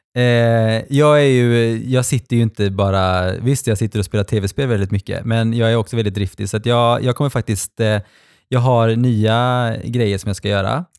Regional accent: Gothenburg, Västra Götaland, Sweden; där jag växte upp när jag var liten i Fjällbo, mm. Utby

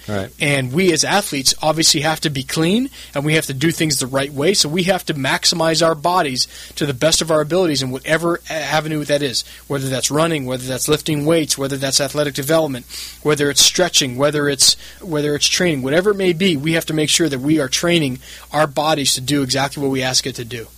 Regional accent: San Diego, California, United States; also born or lived in Santa Barbara; I grew up in San Diego

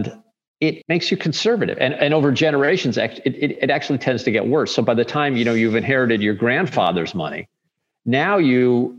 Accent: St. Louis, Missouri, United States; I'm from St. Louis

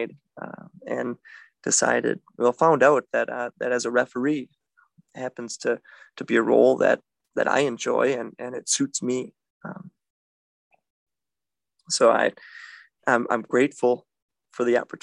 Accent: Milwaukee, Wisconsin, United States; I am from Milwaukee

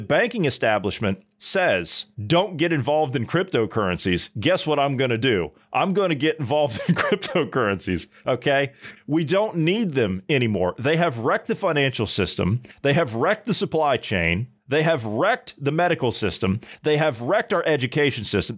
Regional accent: United States; As an American

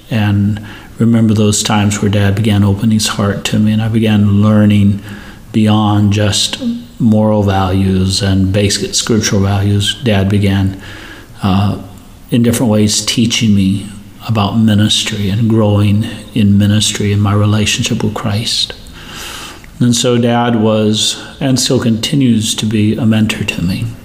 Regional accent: India; I grew up in India, as you know, uh, missionary parents.

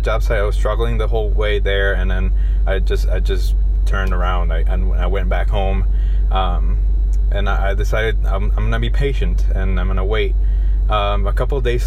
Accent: Guatemala City, Guatemala Department, Guatemala; also born or lived in United States; I'm originally from Guatemala City.

